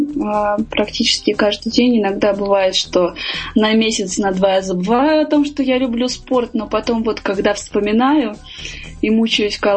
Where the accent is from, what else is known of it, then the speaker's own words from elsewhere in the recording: Armenia; Я армянка, это очень традиционная национальность которая э, приняла христианство самое первое в мире как э, полное государство, затем были Греция и Израиль.